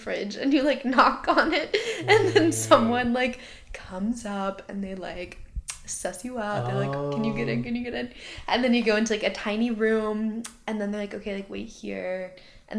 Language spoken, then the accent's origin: English; Asheville, North Carolina, United States; moved away as an adult; also born or lived in Albuquerque, New Mexico; now in Oregon, United States; I'm from Asheville